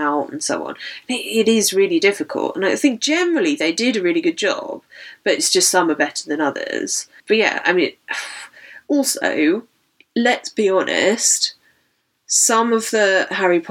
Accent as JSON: {"language": "English", "country": "United Kingdom", "said": "we're British"}